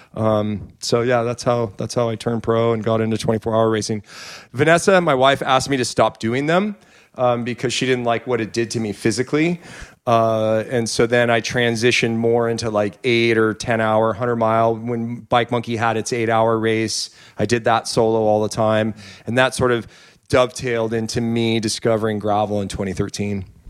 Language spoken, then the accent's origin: English; Petaluma, California, United States; I grew up in Petaluma